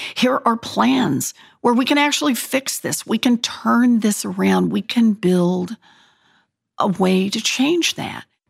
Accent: Oklahoma, United States; moved away; I was born and raised in Oklahoma.

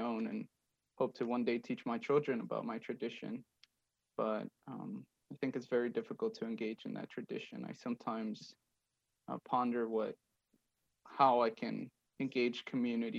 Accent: Ciudad Juárez, Chihuahua, Mexico; now in Nashville, United States; I grew up in Mexico. I grew up in Ciudad Juarez

